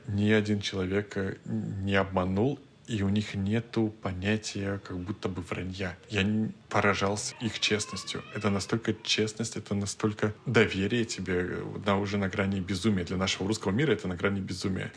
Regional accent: Moscow, Russia; мы из России, мы из Москвы

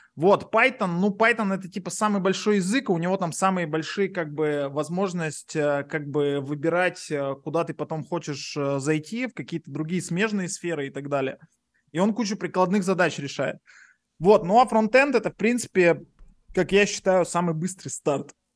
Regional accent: Yekaterinburg, Sverdlovsk Oblast, Russia; moved away as an adult; now in Paphos, Cyprus

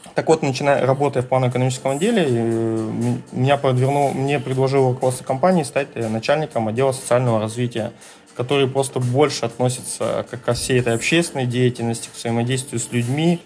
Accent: Naryan-Mar, Nenets Autonomous Okrug, Russia; moved away as an adult; also born or lived in Moscow; Я уроженец Ненецкого автономного, я здесь родился, то есть в 83 году в городе Наринма

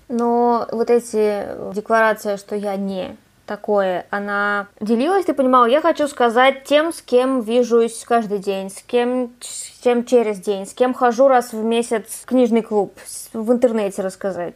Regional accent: Kazan, Tatarstan, Russia; Я из Казани

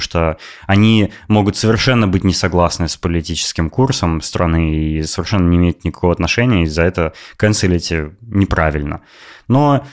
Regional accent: Novosibirsk, Novosibirsk Oblast, Russia; moved away as an adult; now in Netherlands; я из России, из Новосибирска

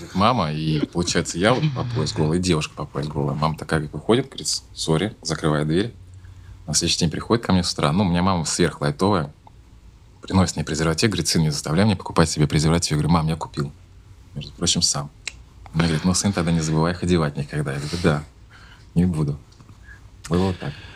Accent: Saint Petersburg, Russia; я родился в Ленинграде, сейчас называется город Санкт-Петербург

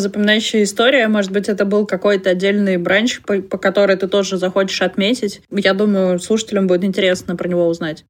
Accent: Perm Krai, Russia; Я из Пермского края

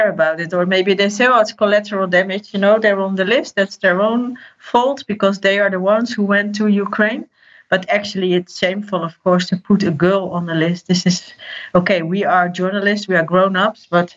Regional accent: Netherlands; I'm from the Netherlands

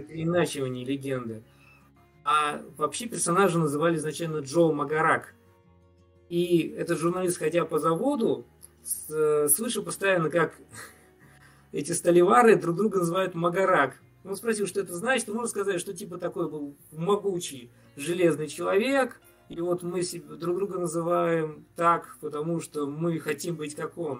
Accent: Tatarstan, Russia; Я, поскольку из Татарстана

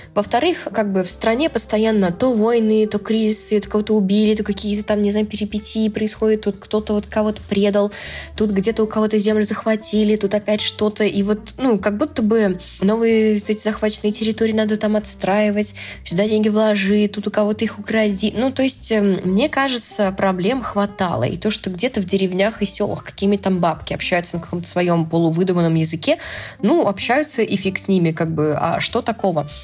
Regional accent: Astrakhan, Astrakhan Oblast, Russia; в Астрахани мы говорим слово бабок вместо «косточка» от абрикоса, и где мы говорим э, «тутник» вместо э, «шелковица»

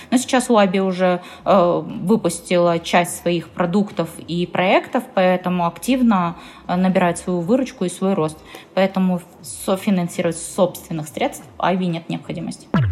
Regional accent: Perm, Perm Krai, Russia; я сама из Перми

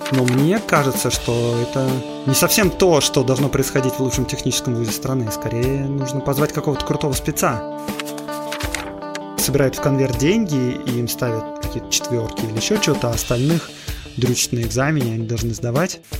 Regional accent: Moscow, Russia; born there; Ну, в общем, я родился

